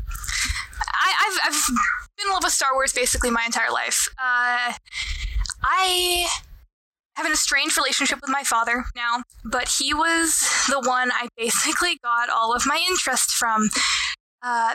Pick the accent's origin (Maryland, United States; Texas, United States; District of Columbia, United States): Texas, United States; I'm Texan